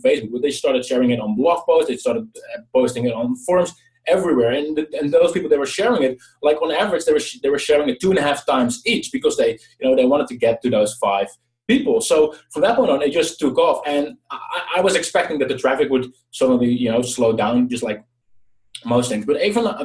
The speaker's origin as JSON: {"language": "English", "country": "Netherlands", "said": "I'm from the Netherlands"}